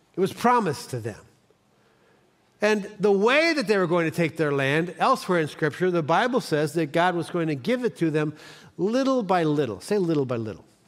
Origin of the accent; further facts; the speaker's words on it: Cleveland, Ohio, United States; I'm from Cleveland